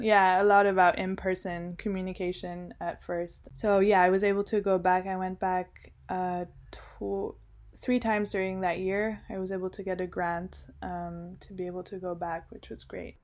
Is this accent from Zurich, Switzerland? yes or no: no; Geneva, Switzerland; also born or lived in Colombia (ancestry) / United States (ancestry) / Milan, Italy / London, United Kingdom; now in Ritoma, China; I grew up in Geneva, Switzerland